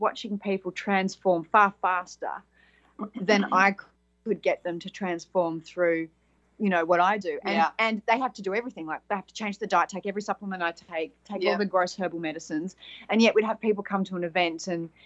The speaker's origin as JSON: {"language": "English", "country": "Australia", "accent": "Australian", "said": "from Australia, as the accent would say"}